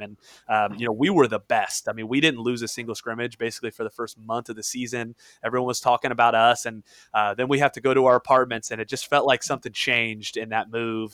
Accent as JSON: {"language": "English", "region": "Indiana", "country": "United States", "said": "I'm from Indiana"}